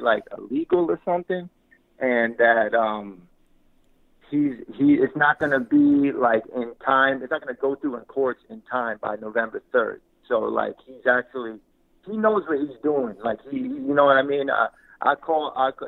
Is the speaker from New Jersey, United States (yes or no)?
yes; New Jersey, United States; I'm from Jersey